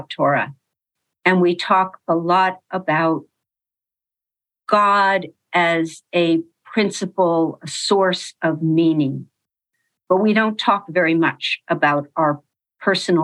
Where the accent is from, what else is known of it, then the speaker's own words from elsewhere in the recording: Los Angeles, California, United States; So I was born in Los Angeles